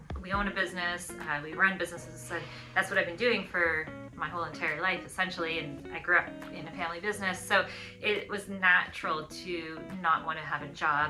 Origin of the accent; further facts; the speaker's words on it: Canada; moved away as an adult; also born or lived in Florida, United States / Switzerland; now in New Zealand; I'm originally from Canada